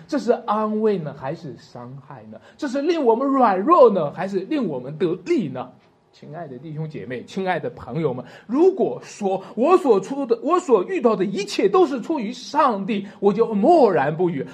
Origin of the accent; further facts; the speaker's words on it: China; 我们中国人